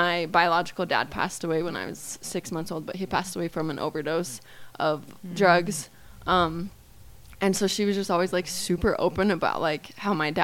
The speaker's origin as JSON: {"language": "English", "region": "Southeast Idaho", "country": "United States", "tie": "born or raised there", "said": "growing up in Idaho, it's like, well, at least Southeast Idaho is kind of like a mini Utah."}